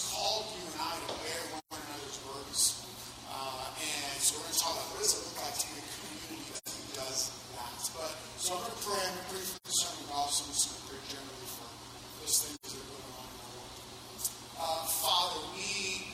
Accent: Miami, Florida, United States; I grew up in Miami

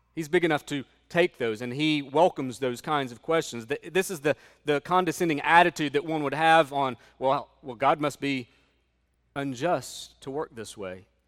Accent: United States; as an American

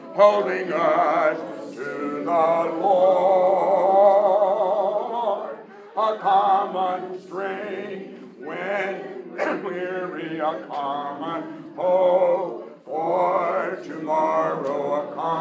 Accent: Alamo, Tennessee, United States; when Colette and I were growing up in Alamo, Tennessee

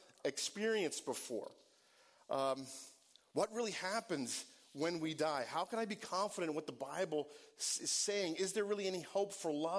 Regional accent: Northeast, United States; I grew up in the Northeast, and I wasn't in an evangelical community

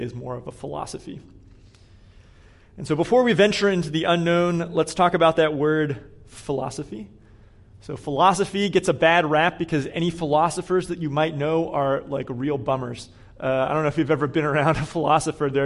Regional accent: Pittsburgh, Pennsylvania, United States; moved away as an adult; also born or lived in Atlanta / Corpus Christi, Texas; now in Boston, United States; I grew up in Pittsburgh

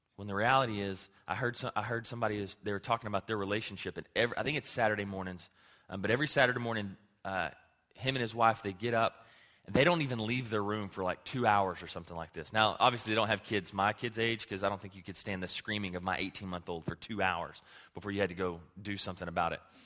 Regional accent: Clarendon, Texas, United States; my hometown of Clarendon

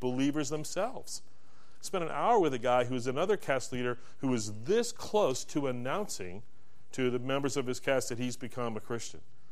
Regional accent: Bay Area, California, United States; also born or lived in Sacramento, California / Roseville, California; I grew up in the Bay Area

